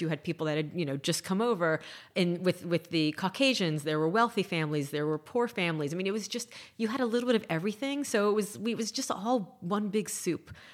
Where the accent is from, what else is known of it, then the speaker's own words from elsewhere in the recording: Miami, Florida, United States; I grew up in Miami in the eighties